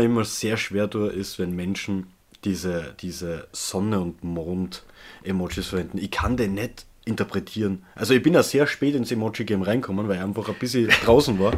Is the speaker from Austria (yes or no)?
yes; Austria; ich einfach gewohnt bin aus Österreich